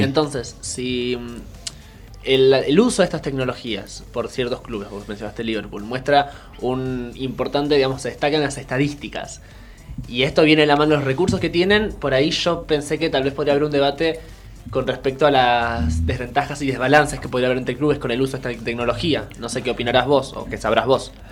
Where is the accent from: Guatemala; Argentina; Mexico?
Argentina; acá en Argentina